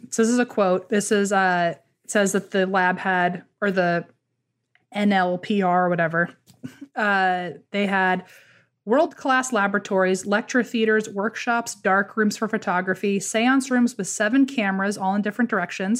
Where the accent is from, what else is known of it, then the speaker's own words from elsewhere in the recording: Fredericksburg, United States; Fredericksburg, that's my hometown